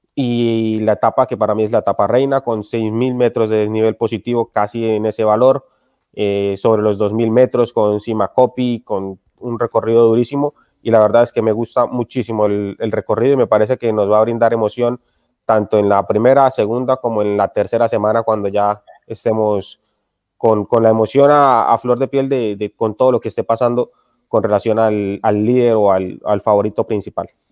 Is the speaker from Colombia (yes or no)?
yes; Colombia; moved away; todos somos colombianos